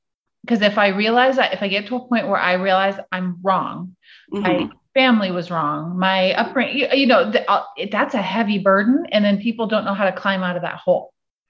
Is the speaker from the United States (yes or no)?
yes; Midwest, United States; because I grew up in the Midwest and I'm white is wrong.